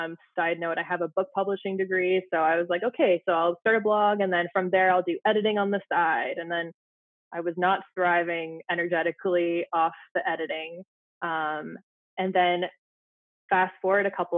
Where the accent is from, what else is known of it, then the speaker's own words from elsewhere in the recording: Ottawa, Ontario, Canada; moved away as an adult; now in Saskatchewan, Canada; I had moved from Ottawa, my hometown, to a very small town in Saskatchewan